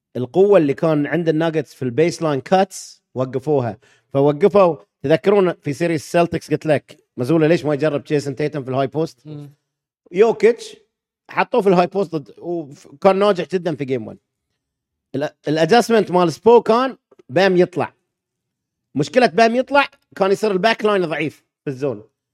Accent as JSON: {"language": "Arabic", "country": "Bahrain", "said": "لان انا بحريني"}